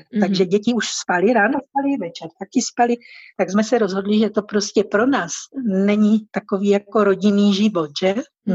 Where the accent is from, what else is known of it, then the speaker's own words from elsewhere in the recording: Bohumín, Moravian-Silesian Region, Czechia; moved away as an adult; also born or lived in Uherské Hradiště, South Moravia / Ostrava / Mexico City; now in Morelia, Mexico; původně jsem vlastně z Jižní Moravy, pač jsem se narodila v Uherském hradišti, mm-hmm. ale jako do školky, do školy a tak dále jsem už chodila v Novém Bohumíně